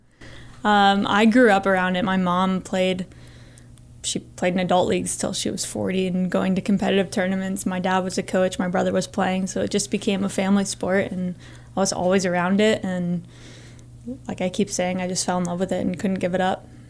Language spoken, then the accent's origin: English; Northern Virginia, United States; moved away as an adult; now in Montana, United States; I grew up in Northern Virginia, which is about two hours from J M U